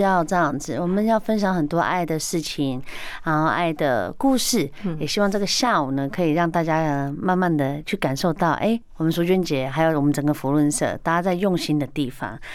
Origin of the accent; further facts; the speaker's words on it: Taiwan; 我们台湾人是真的还蛮有爱心的